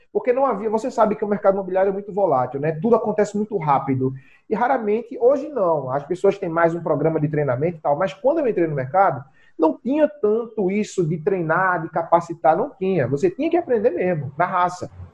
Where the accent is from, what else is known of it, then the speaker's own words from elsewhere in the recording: Zona da Mata, Pernambuco, Brazil; also born or lived in Recife metropolitan region; eu sou natural da zona da mata de Pernambuco, né? O famoso matuto, eu sou do interior da, de Pernambuco